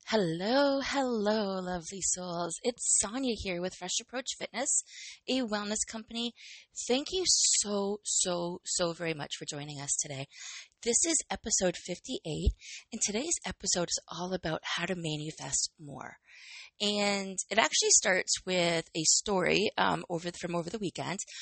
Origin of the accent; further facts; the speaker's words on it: Canada; I am Canadian